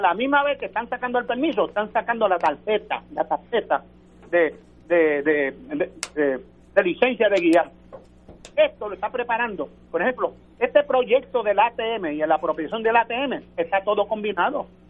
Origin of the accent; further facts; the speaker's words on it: Puerto Rico; nosotros somos puertorriqueños